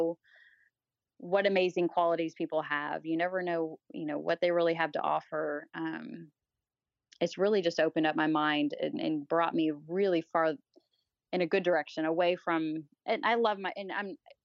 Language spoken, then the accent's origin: English; the South, United States; I grew up in the South.